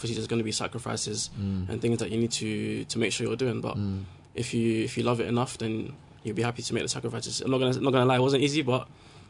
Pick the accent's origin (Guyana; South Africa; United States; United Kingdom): United Kingdom; London; I was born in London.